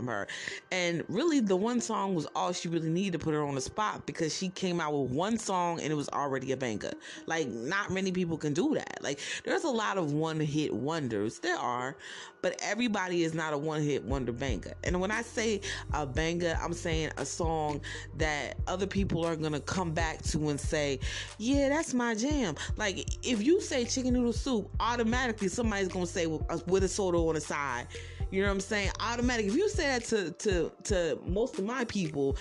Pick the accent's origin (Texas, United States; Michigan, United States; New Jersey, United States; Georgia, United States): New Jersey, United States; I'm from Jersey